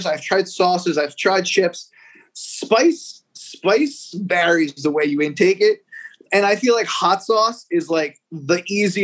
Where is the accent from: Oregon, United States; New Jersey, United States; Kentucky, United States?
New Jersey, United States; Hudson County; I was born in Hudson County, New Jersey, which is like right across the river from Manhattan, which is like a lot of Dominicans, Cubans. So like my culture growing up is like Hispanic